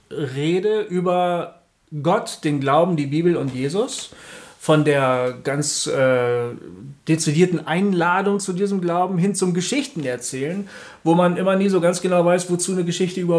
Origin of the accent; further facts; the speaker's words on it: Bremen, Germany; born there; also born or lived in Bielefeld; beim Amt halt, geboren in Bremen